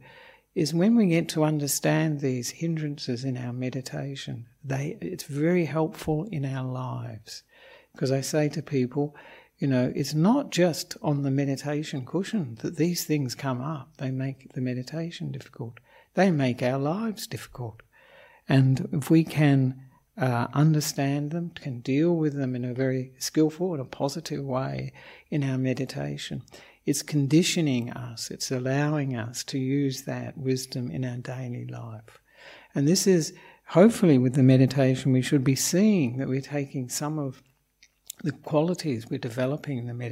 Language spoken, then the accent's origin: English; Australia; also born or lived in Melbourne / Perth; I'm an Australian monk